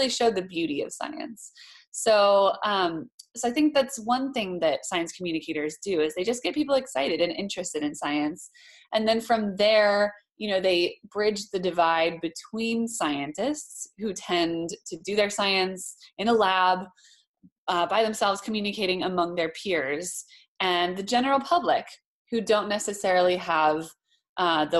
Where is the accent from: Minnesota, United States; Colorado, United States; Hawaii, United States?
Hawaii, United States; moved away as an adult; also born or lived in Boston; I grew up in Hawaii